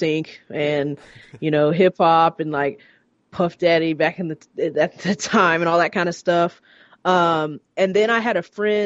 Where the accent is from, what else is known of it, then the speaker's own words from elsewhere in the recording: Atlanta, Georgia, United States; moved away as an adult; now in Los Angeles, United States; we were all born in Atlanta. Well, me and Josh, we're from Atlanta, but we lived like kind of a little bit on the outskirts, like 20 minutes, like in the suburbs